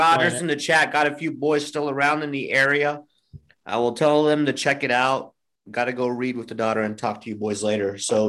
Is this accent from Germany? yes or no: yes; Germany; moved away; I grew up in Germany, and they have like horse meat.